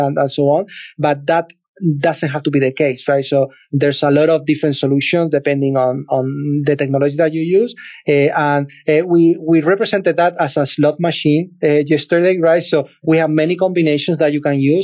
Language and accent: English; Cadiz, Andalusia, Spain; moved away; a city called Cadiz. I'm from there. That's my hometown